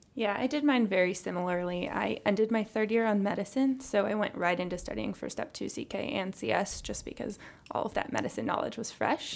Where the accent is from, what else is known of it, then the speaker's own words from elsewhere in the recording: Chicago, Illinois, United States; also born or lived in Texas; we're both from the Chicago area